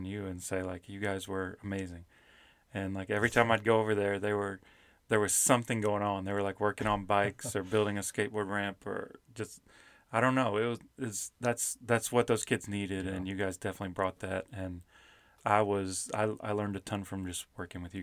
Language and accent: English; Kentucky, United States; moved away as an adult; also born or lived in South Carolina; I grew up in Kentucky